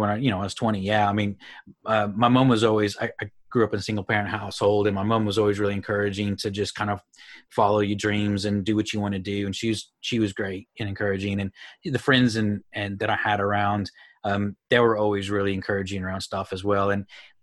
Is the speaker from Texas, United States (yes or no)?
yes; Houston, Texas, United States; moved away as an adult; also born or lived in Phoenix, Arizona / Amarillo, Texas; I grew up in Houston